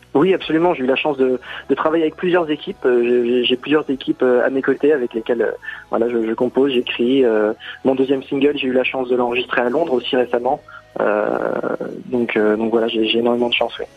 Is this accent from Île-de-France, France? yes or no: no; Metz, Grand Est, France; je suis originaire de Metz.